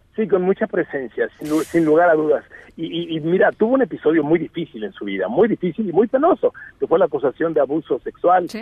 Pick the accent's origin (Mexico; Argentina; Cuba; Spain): Mexico; vengo de México